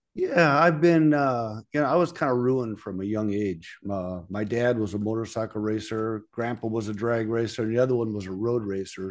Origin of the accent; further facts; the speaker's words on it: California, United States; moved away as an adult; also born or lived in Coeur d'Alene, Idaho; now in Las Vegas, United States; I'm from California